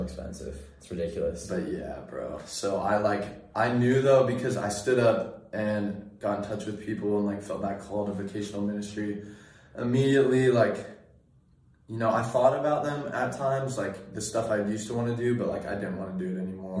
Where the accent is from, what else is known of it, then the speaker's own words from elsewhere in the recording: Sacramento, California, United States; I grew up in Sacramento area, Northern California